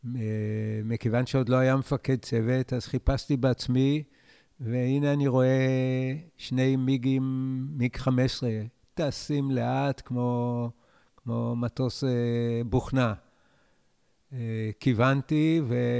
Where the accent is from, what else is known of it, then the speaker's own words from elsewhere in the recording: Israel; אני נולדתי בקיבוץ, וכל חיי אני בקיבוץ